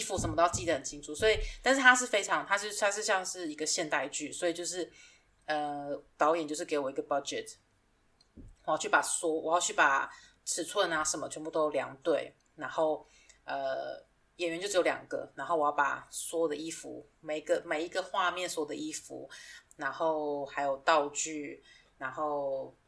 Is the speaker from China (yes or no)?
no; Taiwan; moved away; 我已经两年多没有回台湾了